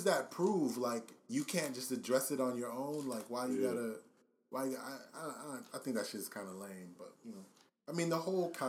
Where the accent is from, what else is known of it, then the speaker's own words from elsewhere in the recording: Dallas, Texas, United States; now in Atlanta, United States; Yeah, I'm from Dallas. I'm a shock the world.